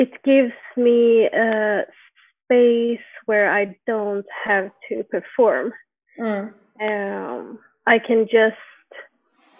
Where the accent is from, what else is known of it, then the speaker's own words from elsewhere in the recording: Jönköping, Jönköping County, Sweden; now in Stockholm, Sweden; I'm born and raised in Sweden, in a city called Jönköping